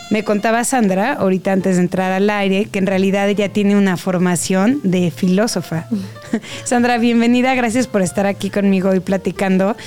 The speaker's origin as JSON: {"language": "Spanish", "region": "Mexico City", "country": "Mexico", "said": "como chilangos"}